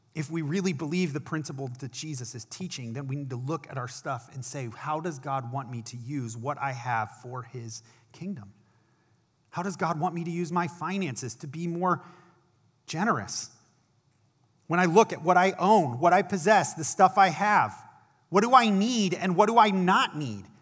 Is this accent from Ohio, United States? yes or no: yes; Akron, Ohio, United States; I was an intern at a church in my hometown of Akron, Ohio